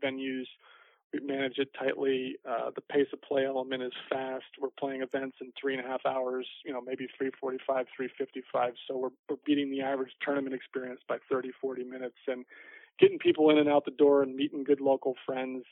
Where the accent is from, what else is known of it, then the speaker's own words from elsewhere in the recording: Fort Lauderdale, Florida, United States; my hometown